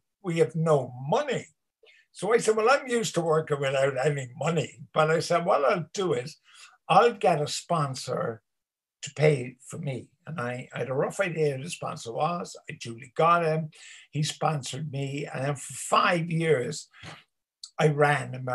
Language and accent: English; Ireland